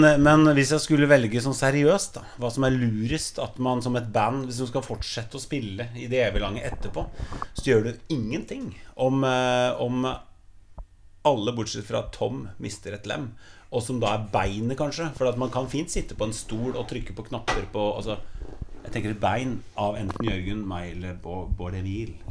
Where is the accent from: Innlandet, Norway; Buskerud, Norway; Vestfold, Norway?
Vestfold, Norway; Sande; vi er fra Sande